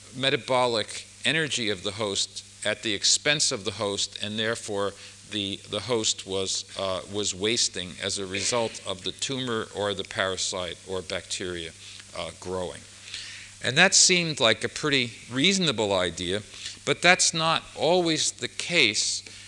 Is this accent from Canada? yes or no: no; United States; being an American, I only can speak English